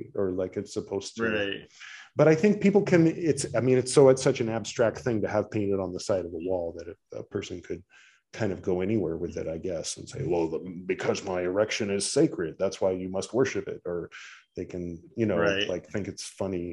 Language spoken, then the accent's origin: English; United States; as an American